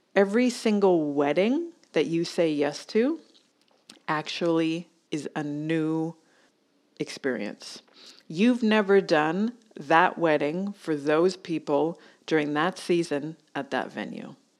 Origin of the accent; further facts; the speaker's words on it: Canada; moved away as an adult; now in Australia; I'm Canadian